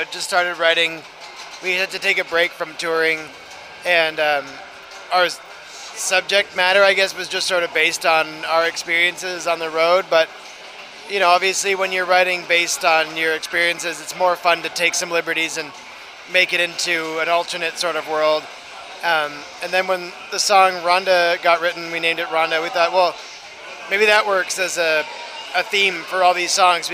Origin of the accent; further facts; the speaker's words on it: Toronto, Ontario, Canada; also born or lived in Ottawa; I grew up in Toronto and my family and, you know, childhood friends are all still there